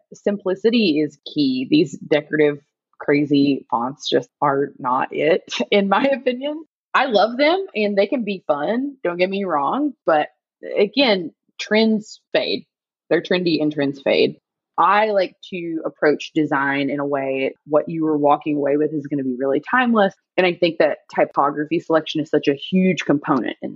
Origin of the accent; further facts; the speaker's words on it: North Carolina, United States; now in Los Angeles, United States; I'm from North Carolina